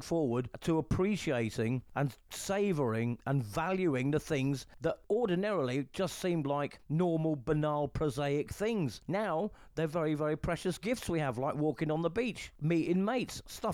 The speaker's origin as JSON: {"language": "English", "region": "England", "country": "United Kingdom", "moved": "yes", "lives_now": "Calahonda, Spain", "said": "I'm an English guy in Spain"}